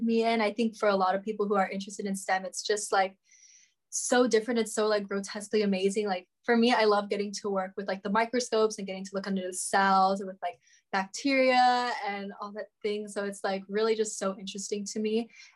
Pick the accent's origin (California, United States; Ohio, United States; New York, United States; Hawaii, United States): Hawaii, United States; Kauai; I'm from Kauai. I was born and raised in Kauai.